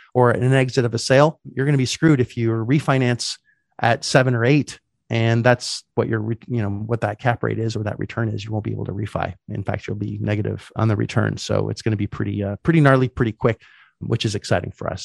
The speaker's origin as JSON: {"language": "English", "country": "Canada", "moved": "yes", "said": "as a Canadian, I couldn't get any debt 'cause I didn't have any credit"}